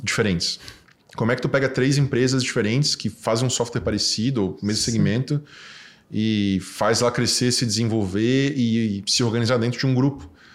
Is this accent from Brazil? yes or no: yes; Florianópolis, Santa Catarina, Brazil; Eu fui nascido e criado aqui em Santo Antônio